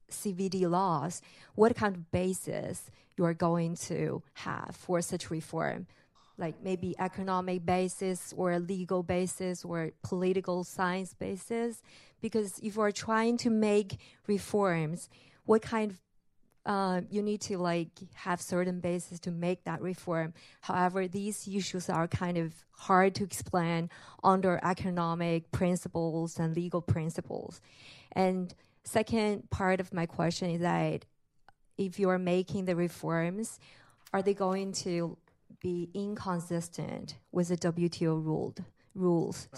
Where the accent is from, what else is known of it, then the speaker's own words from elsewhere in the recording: China; moved away as an adult; now in Washington, D.C., United States; from China